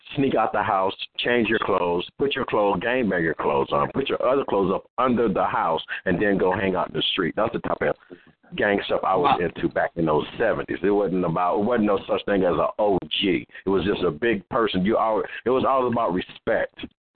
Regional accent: Compton, California, United States; also born or lived in Watts; I'm from Los Angeles, California, born and raised in Compton, raised in Watts, all these different communities.

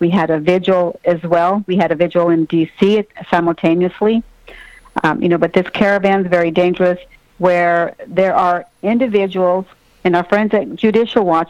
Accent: Texas, United States; I'm from Texas

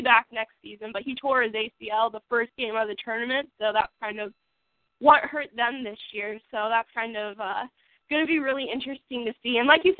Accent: United States; I'm American through and through

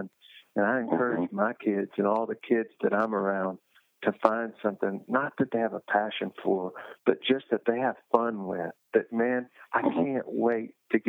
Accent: United States; as an American

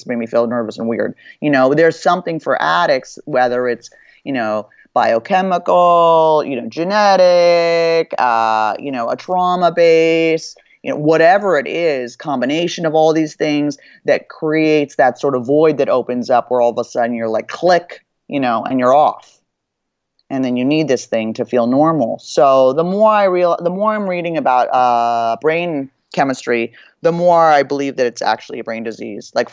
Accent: Beverly Hills, California, United States; growing up in Beverly Hills

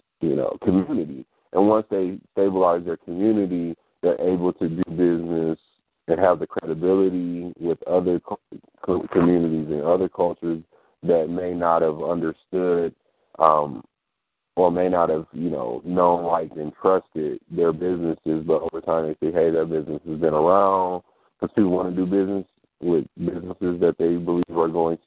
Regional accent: Detroit, Michigan, United States; I'm from Michigan, so growing up in Detroit, in the Detroit area

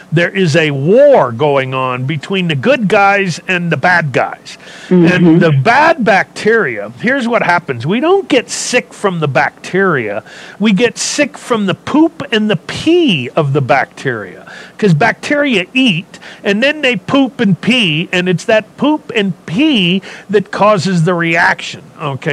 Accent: California, United States; I was a hippie from California

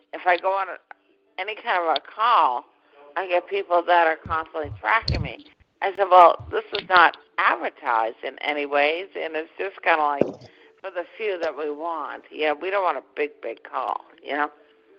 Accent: Massachusetts, United States; you know, we're all from Massachusetts, all right?

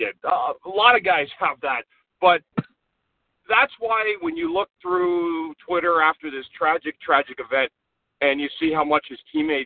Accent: Ottawa, Ontario, Canada; I'm from Ottawa

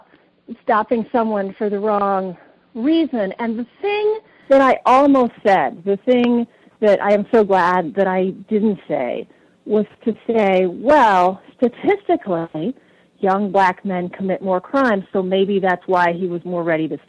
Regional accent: Texas, United States; now in New Hampshire, United States; I grew up in Texas in the 70s

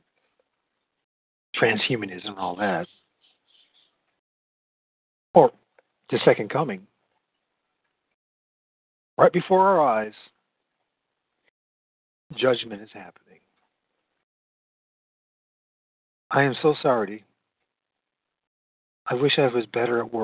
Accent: United States; I grew up in the United States of America, the good old U.S.

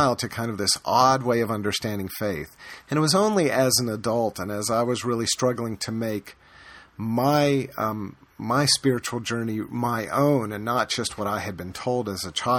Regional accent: the American South, United States; I grew up in the American South

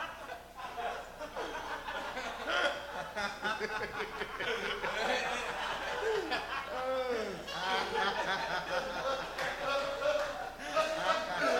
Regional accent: Chicago, Illinois, United States; now in Colorado, United States; growing up in Chicago, I was raised around all black people

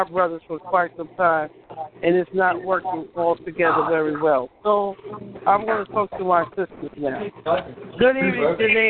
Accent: Brooklyn, New York, United States

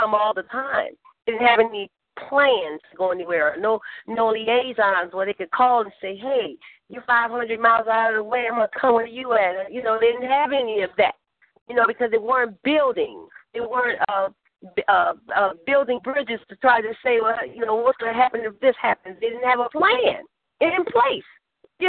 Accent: New Orleans, Louisiana, United States; where I was born and raised at in New Orleans, Louisiana

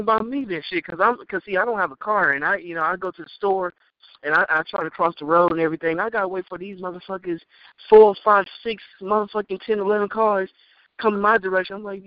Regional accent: Texas, United States; I'm from Texas.

